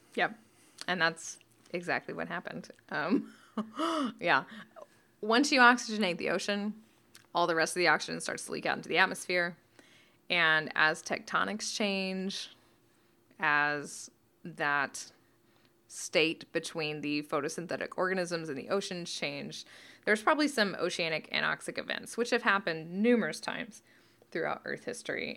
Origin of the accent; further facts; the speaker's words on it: Canada; I'm Canadian